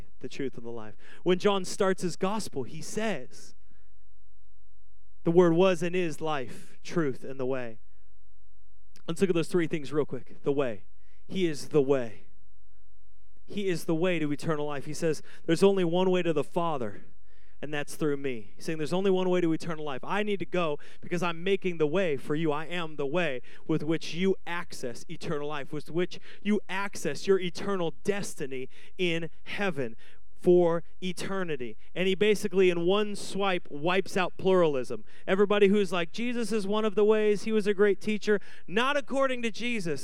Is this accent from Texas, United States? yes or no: no; Washington, United States; moved away as an adult; now in Arizona, United States; I'm from Washington